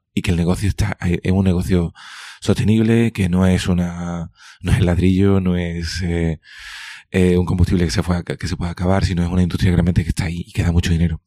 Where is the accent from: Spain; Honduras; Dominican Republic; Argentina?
Spain; Cádiz, Andalusia; now in Seville, Spain; me considero andaluz, me considero eh, gaditano y andaluz, en ese orden.